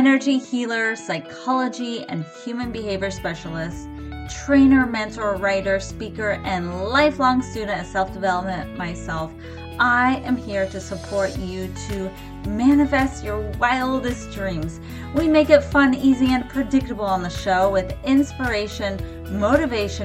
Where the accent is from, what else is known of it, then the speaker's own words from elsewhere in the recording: San Diego, California, United States; now in Pacific Northwest, United States; I am originally from San Diego, California. I was born in La Jolla.